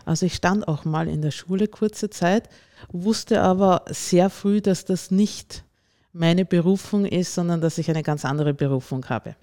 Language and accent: German; Lower Austria, Austria; moved away as an adult; also born or lived in Vienna; now in Bischofshofen, Austria; Ursprünglich komme ich aus dem Ostösterreichischen, aus Niederösterreich, bin dort aufgewachsen